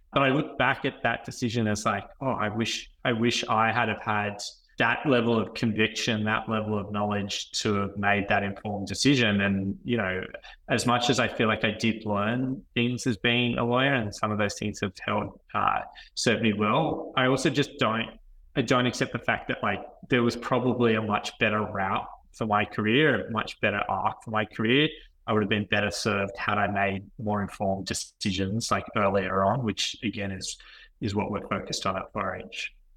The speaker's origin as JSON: {"language": "English", "town": "Wagga Wagga", "region": "New South Wales", "country": "Australia", "tie": "born or raised there", "also_born_or_lived": "Melbourne, Victoria / Sydney", "said": "I was brought up in Melbourne, but came from a regional family. So moved to Wagga during my, you know, most of my primary school years."}